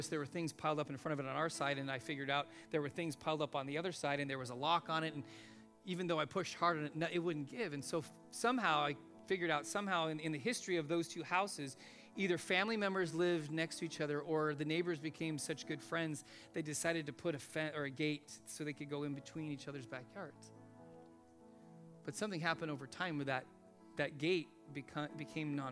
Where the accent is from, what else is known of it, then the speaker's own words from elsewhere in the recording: Los Angeles, California, United States; When we moved into our house that I grew up in out in Van Nuys in the valley